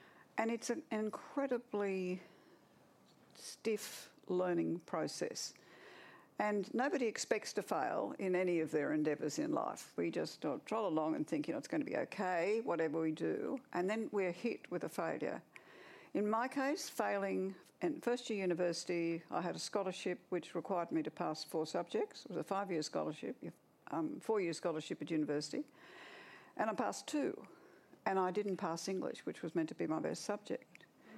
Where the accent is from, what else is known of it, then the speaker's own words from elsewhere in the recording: Orange, New South Wales, Australia; also born or lived in Goulburn / Garema; I was born in Orange in central western New South Wales, and I lived there for 7 years. Then I lived in Goulburn for a year, and then I lived in a little place called Garema